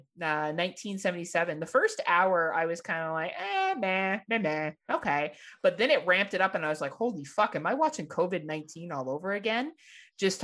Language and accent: English; Canada; I'm Canadian